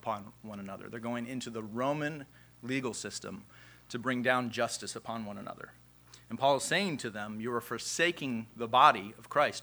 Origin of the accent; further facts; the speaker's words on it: United States; Our identity as Americans